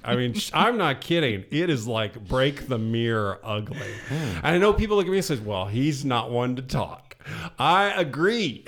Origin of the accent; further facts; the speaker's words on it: Southeast Ohio, United States; also born or lived in Indiana; I was born in Southeast Ohio